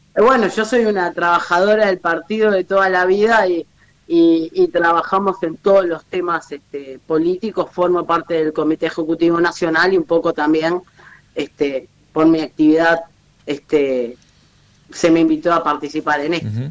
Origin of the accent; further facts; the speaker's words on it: Montevideo, Uruguay; somos montevideanos